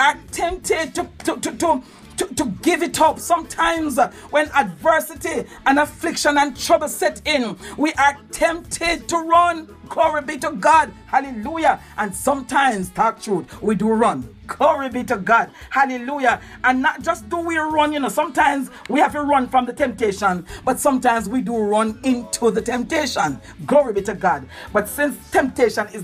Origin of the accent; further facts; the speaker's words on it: Jamaica; we give out a sound as Jamaican